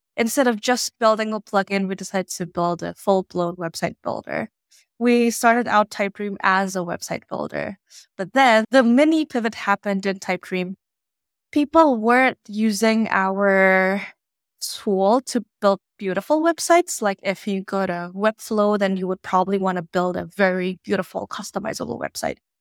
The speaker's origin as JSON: {"language": "English", "country": "Indonesia", "tie": "born or raised there", "moved": "as an adult", "lives_now": "United States", "said": "I was born and raised in Indonesia, and I moved to the U S for college back in twenty fifteen"}